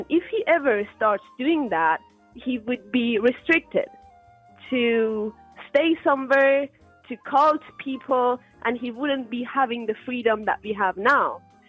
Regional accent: Germany; For example, I'm from Germany, he's from United Kingdom

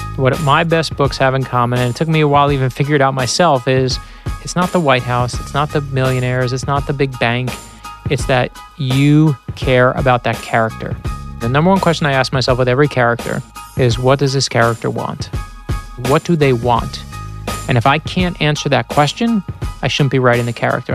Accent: New York City, New York, United States; My, my, my family struggled with money when I was growing up in Brooklyn

